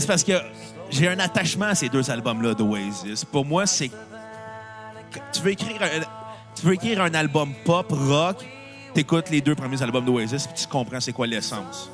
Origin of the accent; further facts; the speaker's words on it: Canada; Je suis Canadien, je ne suis pas Américain.